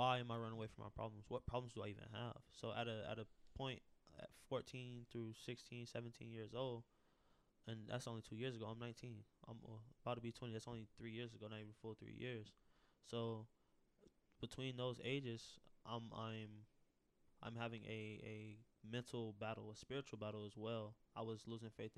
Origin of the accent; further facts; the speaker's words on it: Tampa, Florida, United States; a child growing up in Tampa, West Tampa, with nothing